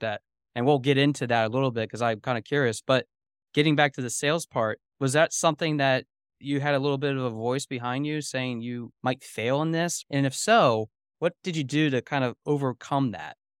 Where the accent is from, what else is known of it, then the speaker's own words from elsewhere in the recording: Lancaster, Pennsylvania, United States; Lancaster, Pennsylvania, which is my hometown